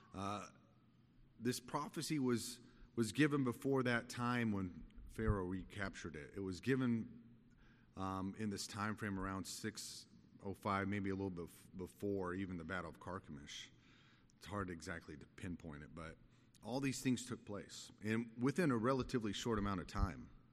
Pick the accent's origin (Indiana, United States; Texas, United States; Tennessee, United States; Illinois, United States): Texas, United States; Texas Panhandle, United States; moved away; I grew up in the Panhandle of Texas